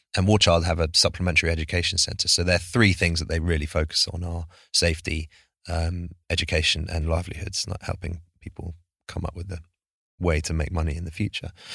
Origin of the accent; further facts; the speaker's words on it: United States; born in the States